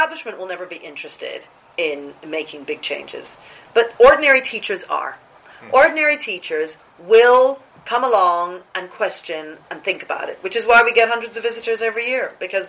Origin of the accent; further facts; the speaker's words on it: New Zealand; now in United Kingdom; I was born in New Zealand